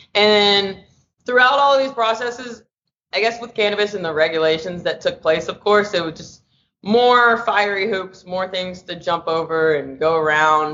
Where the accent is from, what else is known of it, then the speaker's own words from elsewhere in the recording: Nashville, Tennessee, United States; also born or lived in Los Angeles, California; now in San Francisco, United States; I'm originally from Nashville, Tennessee, currently operating out of San Francisco, California, and LA.